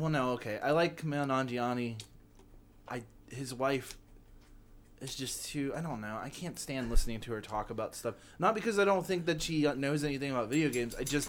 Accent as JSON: {"language": "English", "town": "Cincinnati", "region": "Ohio", "country": "United States"}